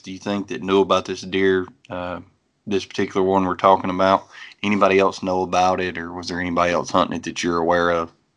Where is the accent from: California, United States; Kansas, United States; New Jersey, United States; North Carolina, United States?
North Carolina, United States; I'm from North Carolina